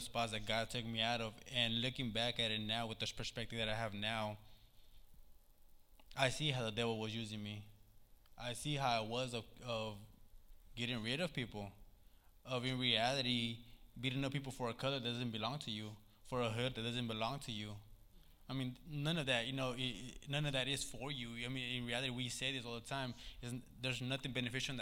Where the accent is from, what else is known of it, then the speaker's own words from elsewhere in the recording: Sacramento, California, United States; Growing up in South Sac, Meadowview, man, it was hard